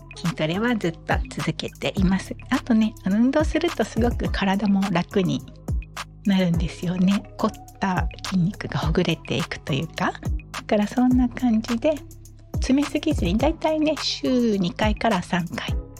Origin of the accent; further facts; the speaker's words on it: Okinawa, Japan; 私は沖縄生まれの沖縄育ちです